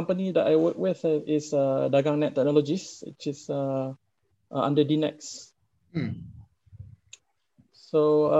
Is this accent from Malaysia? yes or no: yes; Lengkong, Perak, Malaysia; I'm from Lengkong, Perak. That's my hometown.